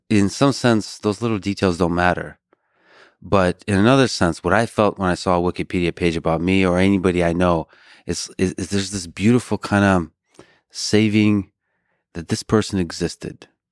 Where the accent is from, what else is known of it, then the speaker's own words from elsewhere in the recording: Buston, Tajikistan; also born or lived in Austin, United States / Boston, United States; now in United States; I was born in Tajikistan